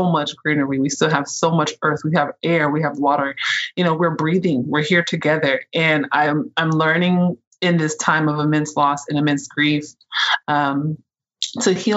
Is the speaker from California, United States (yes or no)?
yes; Oakland, California, United States; moved away as an adult; also born or lived in Los Angeles / Chicago; now in Syracuse, United States; I'm from Oakland, California.